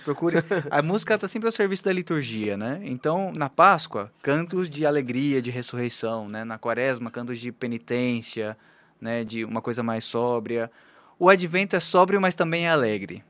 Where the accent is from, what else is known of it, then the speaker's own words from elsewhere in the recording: Araraquara, São Paulo, Brazil; moved away as an adult; also born or lived in Paraguay / Chile; now in Olinda, Brazil; eu sou natural de Araraquara, no interior de São Paulo